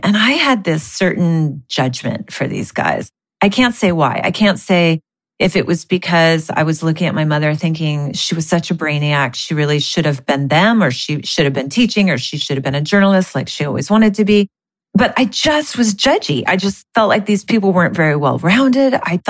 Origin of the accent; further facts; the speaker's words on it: Los Altos, California, United States; I grew up in Los Altos. Even though my parents were middle class, I had a beautiful upbringing.